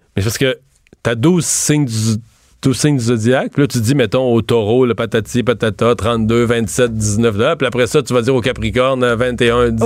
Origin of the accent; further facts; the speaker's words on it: Quebec, Canada; chez nous au PEPS de l'Université Laval au Québec